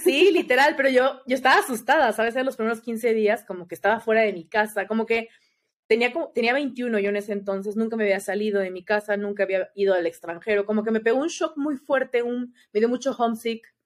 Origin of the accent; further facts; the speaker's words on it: Mexico; soy de México